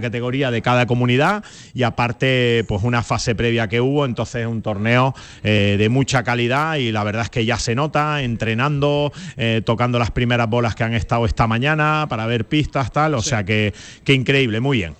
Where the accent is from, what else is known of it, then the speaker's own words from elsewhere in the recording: Canary Islands, Spain; moved away; hasta de mi tierra, hasta de Canarias